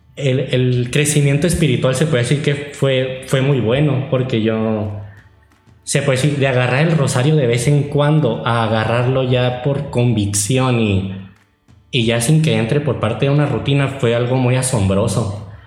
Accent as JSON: {"language": "Spanish", "area": "Catedral Santuario", "region": "Sonora", "country": "Mexico", "said": "soy de Catedral Santuario"}